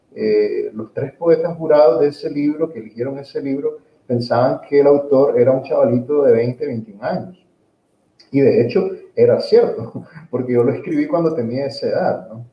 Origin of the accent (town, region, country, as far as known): Nicaragua; also born or lived in Ocotepeque, Honduras